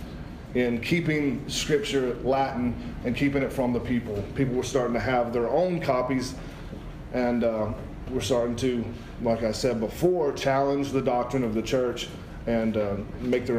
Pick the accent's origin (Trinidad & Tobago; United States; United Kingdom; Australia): United Kingdom; Scotland; I'm a Scot